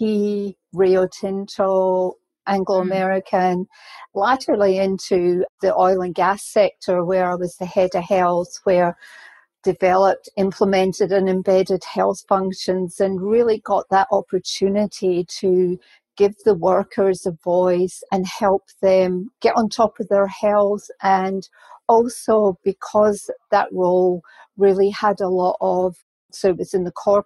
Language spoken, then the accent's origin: English; Scotland, United Kingdom; moved away; my career started off as a registered nurse back in Scotland because I'm Scottish